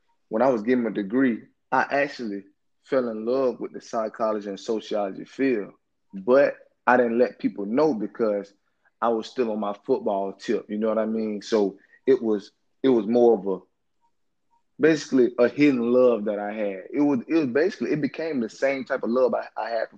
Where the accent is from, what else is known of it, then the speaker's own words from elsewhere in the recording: Orlando, Florida, United States; I grew up in Orlando in the inner city